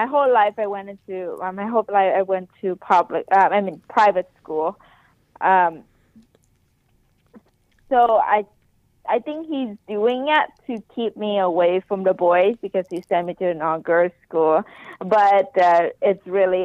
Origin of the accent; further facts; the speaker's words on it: Ho Chi Minh City, Vietnam; now in United States; I was born in Saigon, Vietnam.